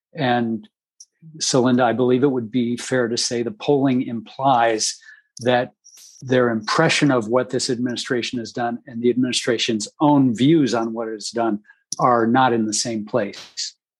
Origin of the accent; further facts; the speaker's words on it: Dayton, Ohio, United States; my hometown of Dayton, Ohio